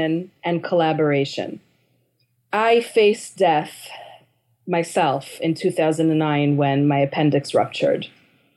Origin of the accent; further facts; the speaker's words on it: New York City, New York, United States; I'm from Manhattan